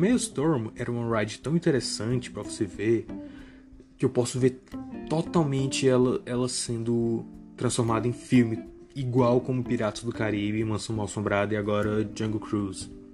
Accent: Brazil; eu, como brasileiro

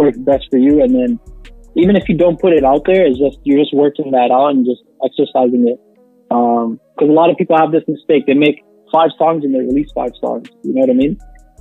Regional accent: Toronto, Ontario, Canada; We're from Toronto.

